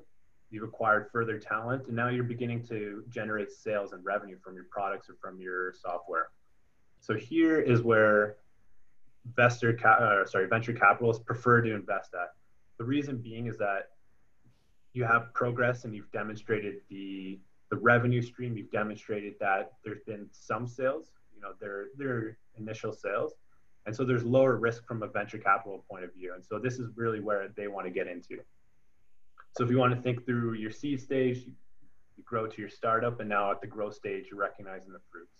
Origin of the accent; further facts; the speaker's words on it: Kitchener, Ontario, Canada; I grew up in Kitchener-Waterloo region